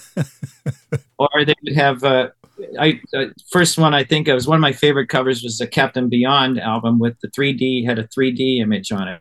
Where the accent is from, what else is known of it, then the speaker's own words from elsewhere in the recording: Ohio, United States; where I grew up in Ohio